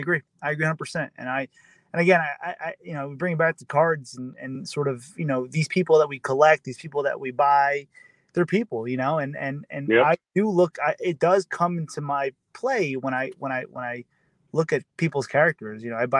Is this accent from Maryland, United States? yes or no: no; Jersey City, New Jersey, United States; PSA coming to Jersey City, my hometown.